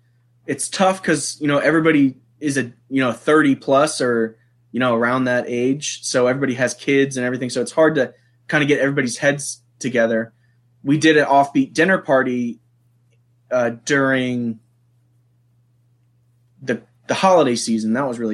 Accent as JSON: {"language": "English", "town": "Harrisonburg", "region": "Virginia", "country": "United States", "said": "Harrisonburg, Virginia. {S0} Harrisonburg, Virginia. {S1} Rural Virginia. It's a college town"}